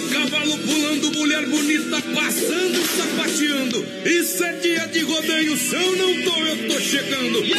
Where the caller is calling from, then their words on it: São Carlos, Santa Catarina, Brazil; Tô assistindo aqui em Paraíso, do ladinho da Argentina. Sou de São Carlos, motorista.